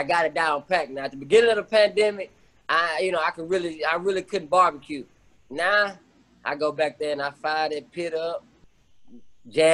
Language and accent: English; Houston, Texas, United States; you either went to TSU or Prairie View when you growing up in Houston